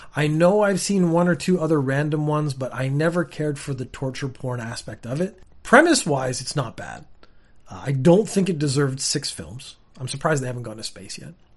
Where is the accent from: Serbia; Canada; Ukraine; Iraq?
Canada; now in Japan; I am Canadian and I live in Japan now